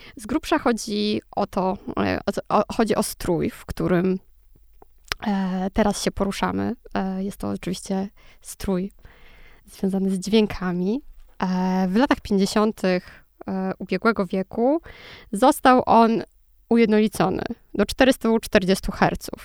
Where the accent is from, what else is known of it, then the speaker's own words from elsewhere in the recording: Lublin, Lublin Voivodeship, Poland; Ja jestem z Lublina